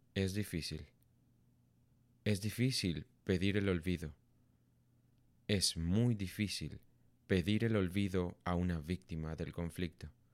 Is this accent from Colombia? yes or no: yes; Colombia; Como colombianos hemos sufrido por las consecuencias devastadoras de la guerra en nuestro país durante seis décadas